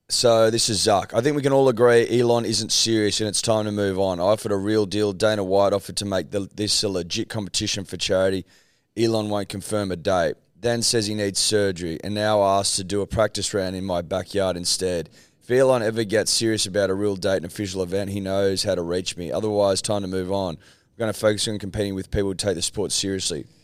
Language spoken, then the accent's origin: English; Australia; I like to think of ourselves as unapologetically Australian